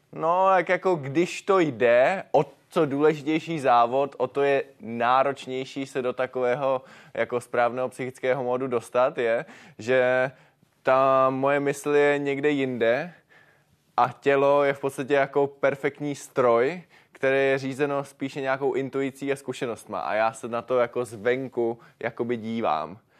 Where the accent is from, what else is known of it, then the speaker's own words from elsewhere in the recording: Moravian Karst, South Moravian Region, Czechia; u nás v Moravském krasu